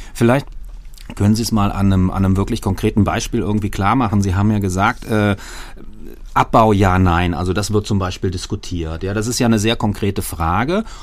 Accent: Germany; als Deutsche

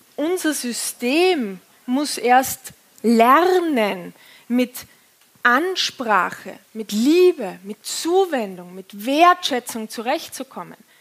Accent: Austria; accent: Austrian; jetzt komme ich aus dem Bau, äh, vom Bauernhof in Österreich

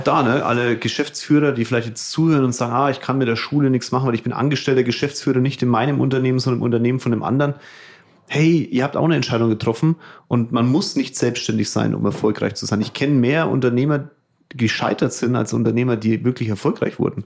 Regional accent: Germany; bei uns in Deutschland

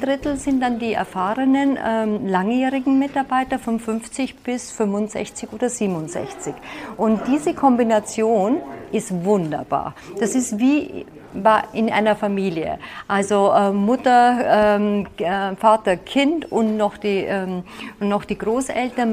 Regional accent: Vienna, Austria; moved away as an adult; also born or lived in Salzburg / Munich; now in Allgäu, Germany; Ich komme ja ursprünglich aus Wien

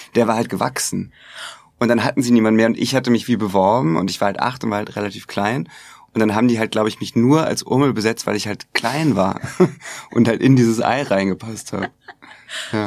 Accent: Hamburg, Germany; also born or lived in United States; ich komme ja aus Hamburg

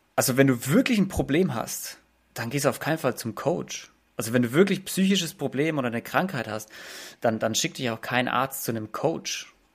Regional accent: Germany; bei uns in Deutschland

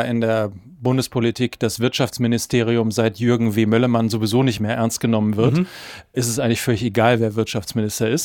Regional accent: North Rhine-Westphalia, Germany; ich komme aus Ostwestfalen, ich ja. bin katholisch groß geworden, ich bin natürlich in einem CDU-Haushalt groß geworden

